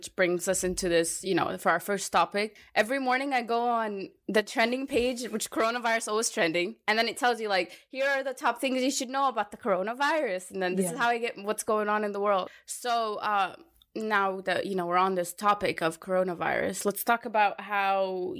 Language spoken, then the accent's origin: English; Egypt; So for anyone who's wondering, I'm Egyptian. I get mistaken a lot for being Hispanic